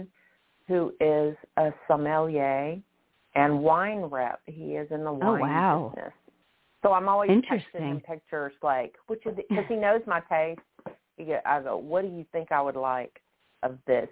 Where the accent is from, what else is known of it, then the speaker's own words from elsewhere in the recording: Memphis, Tennessee, United States; moved away as an adult; also born or lived in Kansas City / Chicago / Denver / Toano, Virginia; now in Pittsburgh, United States; I was born and raised in Memphis